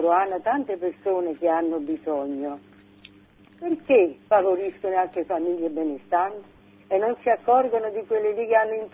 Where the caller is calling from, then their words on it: Naples, Campania, Italy; prego. Sono da Napoli